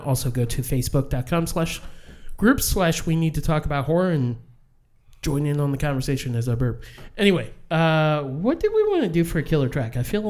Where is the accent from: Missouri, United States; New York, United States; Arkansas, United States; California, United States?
Missouri, United States; St. Louis; We're from St. Louis.